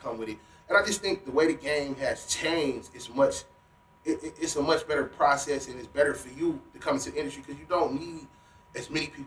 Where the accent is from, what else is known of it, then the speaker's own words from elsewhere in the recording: Cleveland, Ohio, United States; I grew up off Euclid Avenue on Cliffview.